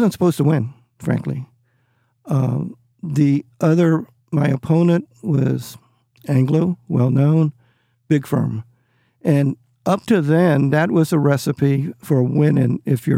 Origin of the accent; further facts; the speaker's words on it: San Antonio, Texas, United States; now in Austin, United States; San Antonio, I'm from San Antonio